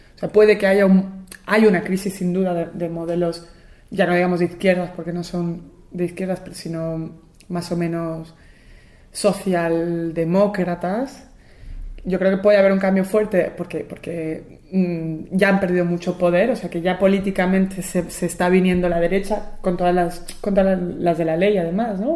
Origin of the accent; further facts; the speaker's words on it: Buenos Aires, Argentina; yo nací en Buenos Aires